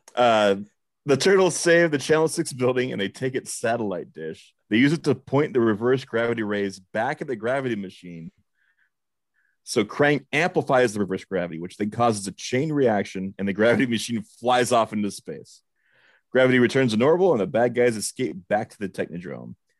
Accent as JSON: {"language": "English", "region": "Nebraska", "country": "United States", "said": "I'm from, from Nebraska, where we pronounce things"}